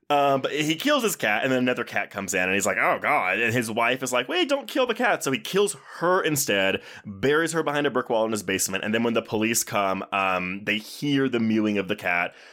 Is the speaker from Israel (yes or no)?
no; Texas, United States; I grew up in Texas